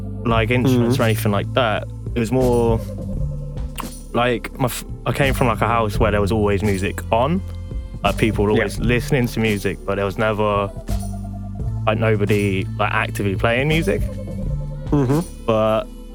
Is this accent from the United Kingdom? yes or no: yes; village near Cheltenham, South West England, United Kingdom; Literally in the ass end of nowhere. So it's like really beautiful little village in like half hour drive out of Cheltenham